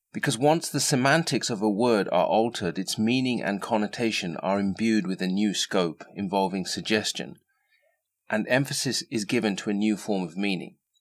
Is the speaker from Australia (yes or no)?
no; England, United Kingdom; I was born and raised in England to the parents of immigrants from North India